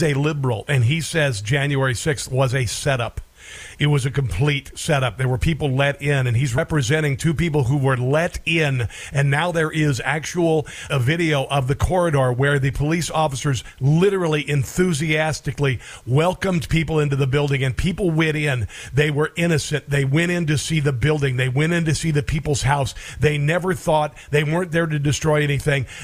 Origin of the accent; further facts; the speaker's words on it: Iowa, United States; I grew up in Iowa, okay, so I know a little bit about corn and ethanol.